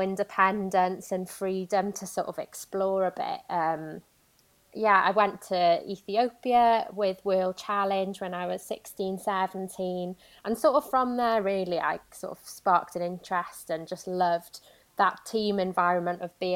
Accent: Swansea Valley, South Wales, United Kingdom; moved away as an adult; now in Manchester, United Kingdom; I grew up in Swansea Valley in South Wales

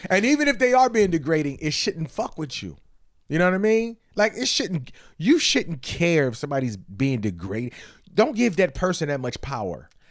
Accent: Detroit, Michigan, United States; I'm from Detroit again

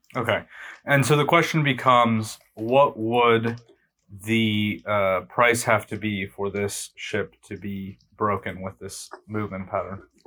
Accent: United States; we're all American

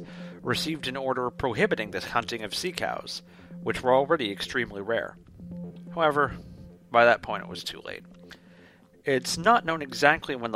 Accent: Washington, District of Columbia, United States; my hometown of Washington, D.C.

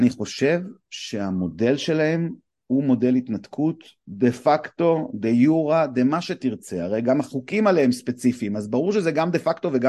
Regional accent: Afula, Northern District, Israel; now in Gush Dan, Israel; אני נולדתי בעפולה, שזה ממש קרוב.

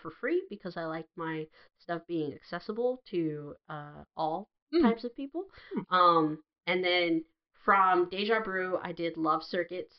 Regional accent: United States; growing up in America in like the 90s and 80s

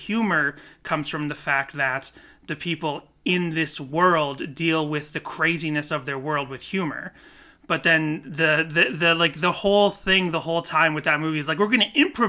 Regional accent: South Korea; I forgot that I'm from Korea, and when we're born, we're automatically one, and then we become two on our first birthday.

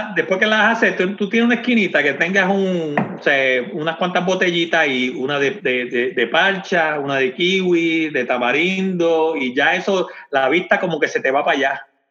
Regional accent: Comerío, Puerto Rico; also born or lived in Corozal, Puerto Rico; now in Frederick, Maryland, United States; Yo soy de Comerío, pero, pero yo creo que, yo en verdad nací en, en, Corozal y me llevaron para Comerío

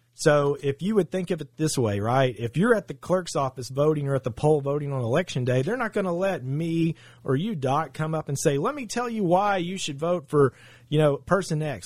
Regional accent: Saline County, Arkansas, United States; I'm from Saline County. I graduated Bryant High School in nineteen ninety-eight

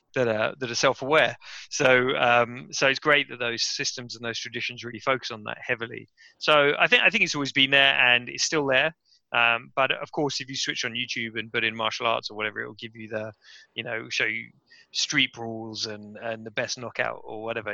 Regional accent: West Sussex, South East England, United Kingdom; moved away as an adult; also born or lived in Cambridge / Japan; now in London, United Kingdom; I'm from West Sussex in in England, um, which is kind of the southeast of the country. Very very countryside um, area, very green, very beautiful area, very very kind of quiet area really. Uh, and I grew up there

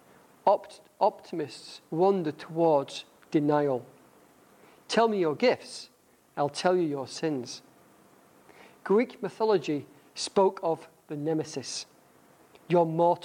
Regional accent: United Kingdom; accent: northern; my northern accent

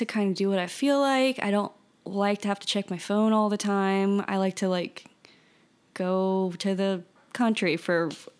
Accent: Baton Rouge, Louisiana, United States; Baton Rouge.

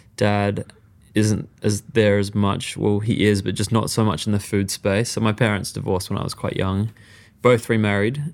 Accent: Perth, Western Australia, Australia; also born or lived in Mauritius; I was born in Perth, so I was brought up in Australia and went back and forth a lot.

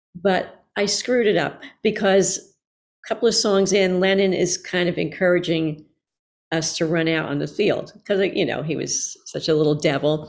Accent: Newark, New Jersey, United States; I grew up in New Jersey, in, uh, Newark, New Jersey mostly.

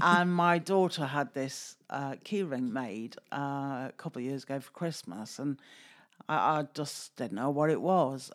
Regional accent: Stoke-on-Trent, West Midlands, United Kingdom; moved away; originally I'm from Stoke

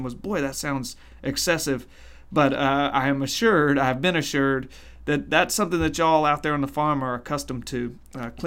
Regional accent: Mississippi Delta, United States; I'm from the Mississippi Delta, so I say picker when I mean harvester

